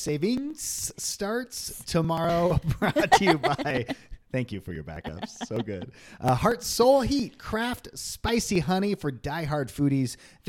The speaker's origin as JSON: {"language": "English", "town": "Long Beach", "region": "California", "country": "United States", "moved": "yes", "said": "we're from there."}